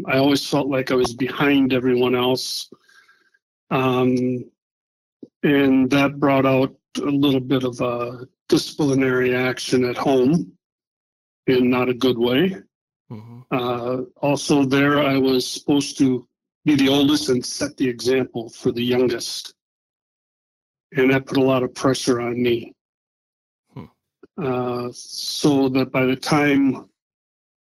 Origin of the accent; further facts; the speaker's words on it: Madison, Wisconsin, United States; I grew up in Madison, Wisconsin, a very liberal town where someone like me is not very welcome. I grew up on the Far East Side, went to La Follette High School